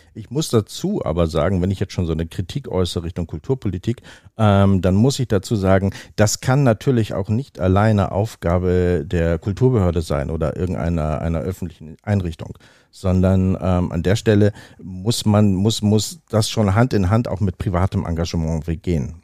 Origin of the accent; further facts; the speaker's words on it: Oldenburg, Lower Saxony, Germany; moved away as an adult; now in Hamburg, Germany; Wie gesagt, ich bin hier geboren. Ich bin hier nicht immer gewesen. Ich bin in Oldenburg aufgewachsen.